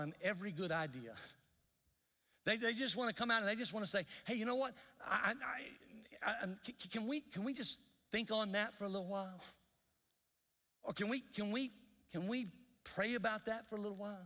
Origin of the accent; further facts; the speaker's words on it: Mississippi, United States; I grew up in Mississippi